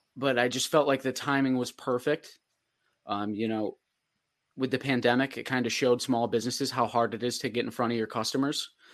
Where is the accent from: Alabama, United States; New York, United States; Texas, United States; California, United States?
New York, United States; Fulton; I'm from Fulton